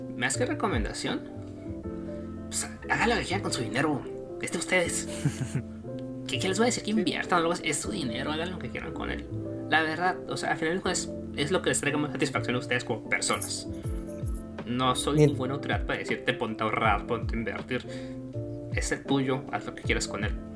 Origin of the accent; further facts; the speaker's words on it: Mexico; para los que somos, pues, cuates de la República